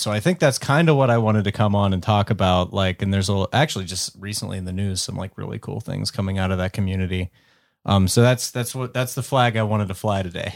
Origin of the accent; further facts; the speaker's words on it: Western Pennsylvania, United States; growing up in Western Pennsylvania